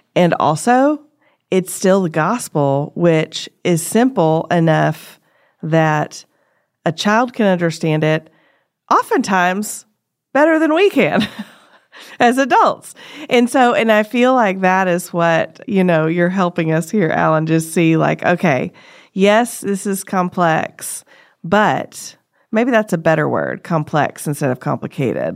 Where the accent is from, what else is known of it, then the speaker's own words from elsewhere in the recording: United States; as an American